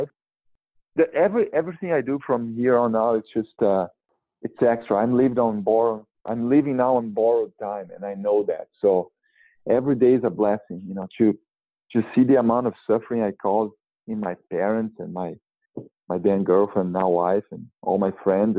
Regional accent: Brazil; now in Santa Barbara, United States; my hometown community in Brazil

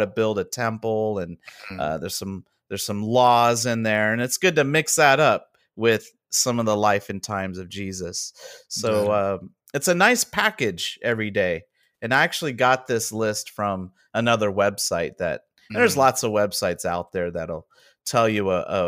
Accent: Southern California, United States; I am from Southern California.

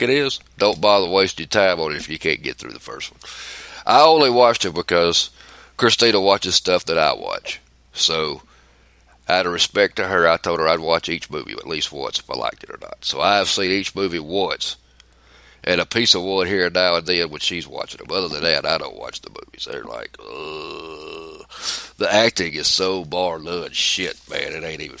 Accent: the South, United States; I'm from the South

